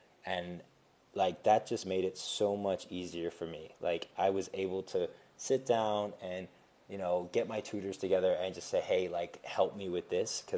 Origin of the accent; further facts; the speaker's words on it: Switzerland; also born or lived in United States; I grew up in Switzerland as well as in the States